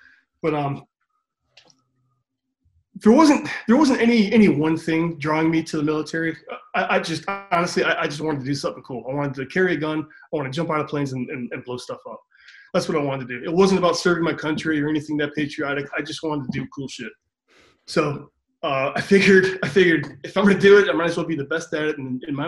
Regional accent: Cleveland, Ohio, United States; Cleveland, Ohio.

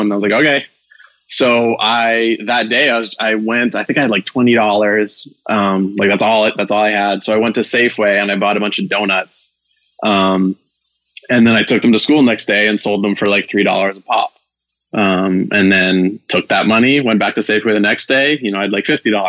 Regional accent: Vancouver, British Columbia, Canada; moved away as an adult; also born or lived in Ireland; now in Bay Area, United States; I'm originally from Vancouver, Canada

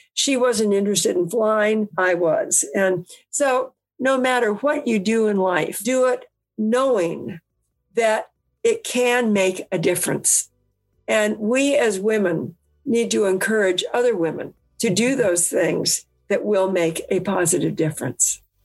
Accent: California, United States; I was from California

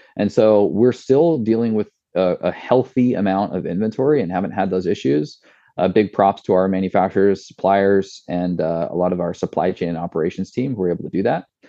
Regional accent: Washington, United States; my hometown is supplying the uh, the apples for this product

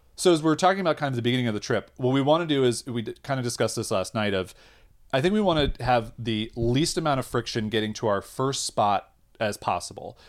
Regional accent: United States; we're American

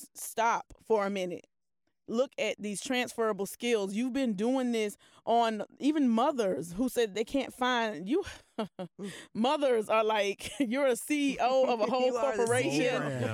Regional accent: Polk County, Florida, United States; I'm from Polk County.

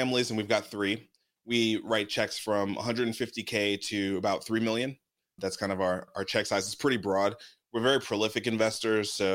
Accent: New York City, New York, United States; moved away; also born or lived in Atlanta; I grew up in Brooklyn. I grew up in East Flatbush, Brooklyn.

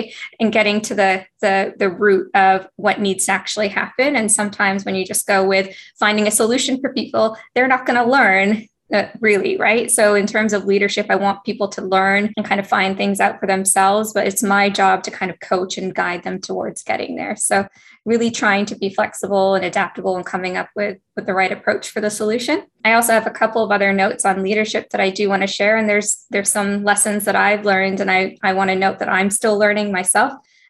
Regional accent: Canada; also born or lived in Ethiopia / Singapore; I was born in Ethiopia, but I immigrated to Singapore at a very young age. And in that population, I was definitely one of the only Black students in my school, but I soon moved to Canada. I moved to Canada about 4 years later.

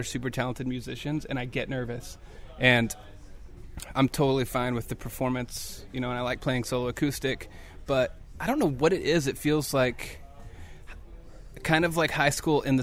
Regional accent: Texas, United States; I'm from Texas

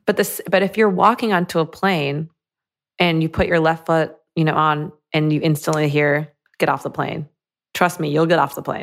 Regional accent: Michigan, United States; I grew up in Michigan, like a suburb of Michigan

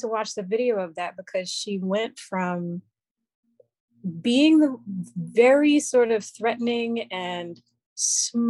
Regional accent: Newark, New Jersey, United States; I'm from New Jersey. I'm in Newark, New Jersey, which, if you know anything about New Jersey, you know is like, was the Compton of New Jersey. Yeah. Now it's like getting pretty gentrified. And I have some feelings about being one of the gentrifiers, but at least I'm a native

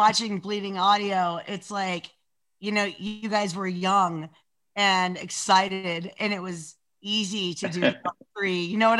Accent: Los Angeles, California, United States; I grew up in Los Angeles going to see

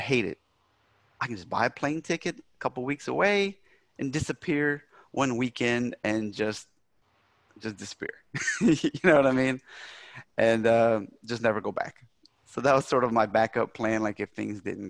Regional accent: South Louisiana, United States; born or raised there; moved away as an adult; now in Germany

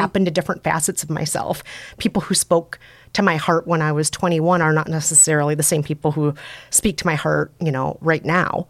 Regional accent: Minnesota, United States; accent: Minnesota; I'm from Minnesota, so I have a Minnesota accent

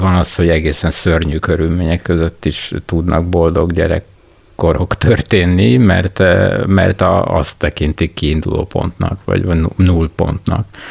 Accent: Budapest, Hungary; én az Új Lipót városba jártam általános iskolába, konkrétan Sziget utcába, és a Pannonia utca lakója voltam ebben az időben

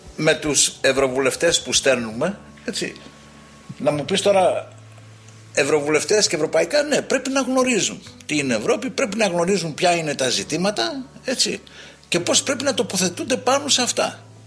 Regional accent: Greece; ως Έλληνες

